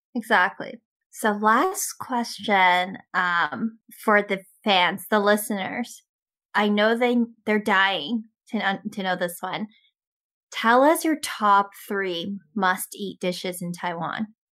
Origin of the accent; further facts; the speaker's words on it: Canada; also born or lived in Toronto; I'm Canadian too.